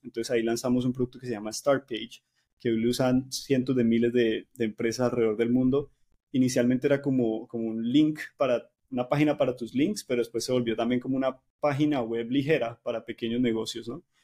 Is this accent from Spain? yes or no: no; Cali, Valle del Cauca, Colombia; moved away; soy caleño